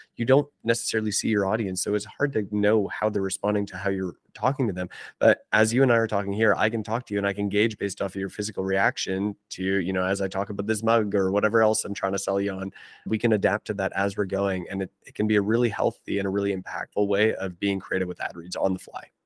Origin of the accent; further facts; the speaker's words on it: Canada; I'm Canadian